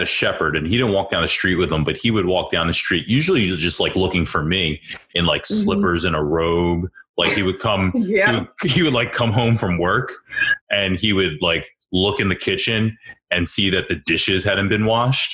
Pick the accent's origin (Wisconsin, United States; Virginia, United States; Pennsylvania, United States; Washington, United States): Pennsylvania, United States; Ambler; I grew up in South Ambler